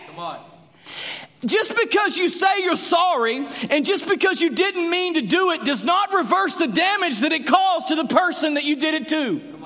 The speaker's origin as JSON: {"language": "English", "town": "Graham", "region": "Texas", "country": "United States", "tie": "born or raised there", "said": "I grew up in Graham, Texas"}